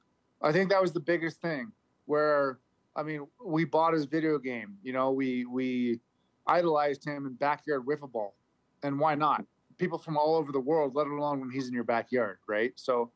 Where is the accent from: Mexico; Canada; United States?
Canada; Victoria, British Columbia; moved away; So I was born and raised in Victoria. About a year ago, maybe even less than that, we were really considering moving my family up there. Canada's always home for me